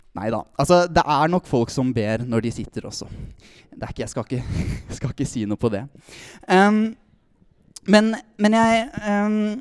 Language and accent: Norwegian; Tønsberg, Vestfold, Norway; Kommer fra Tønsberg